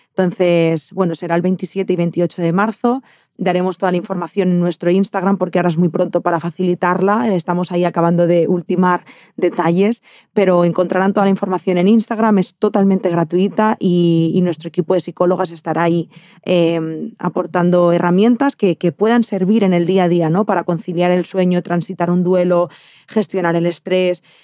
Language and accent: Spanish; Barcelona, Catalonia, Spain; de donde yo soy, en, en Barcelona